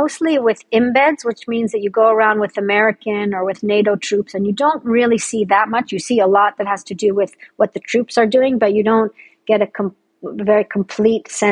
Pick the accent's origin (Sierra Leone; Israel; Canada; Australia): Israel; Jerusalem, Jerusalem District; also born or lived in Boston, United States / United States / Britain / Africa; I was actually born in Boston, but I grew up in Jerusalem.